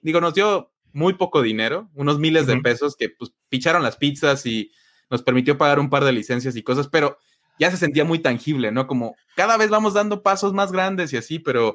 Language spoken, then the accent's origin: Spanish; Mexico; no aprendí mucho de software en mi pueblo, pero de ahí vengo